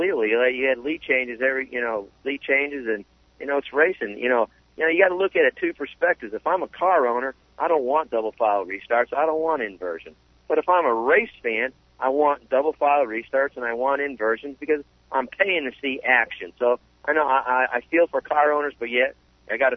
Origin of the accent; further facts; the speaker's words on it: Connecticut, United States; I grew up in Connecticut